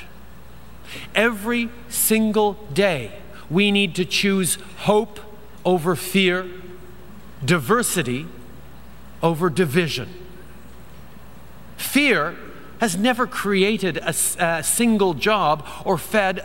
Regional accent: Canada; we're Canadian

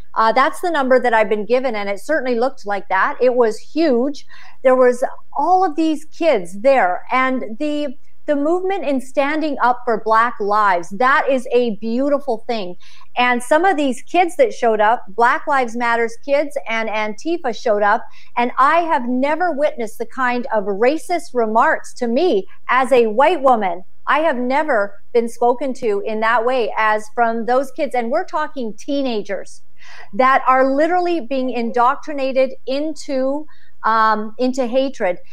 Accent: Uganda; moved away; i was born in uganda

